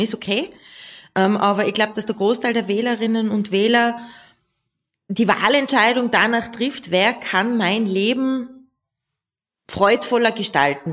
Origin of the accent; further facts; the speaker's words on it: Tyrol, Austria; bei uns in Tirol